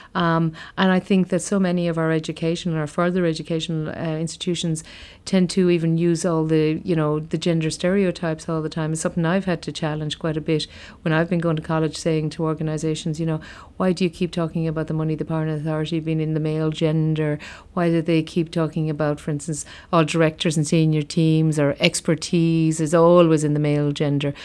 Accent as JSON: {"language": "English", "area": "County Limerick", "region": "Munster", "country": "Ireland", "tie": "born or raised there", "said": "I grew up in County Limerick. I'm from a place called, uh, Brough in County Limerick"}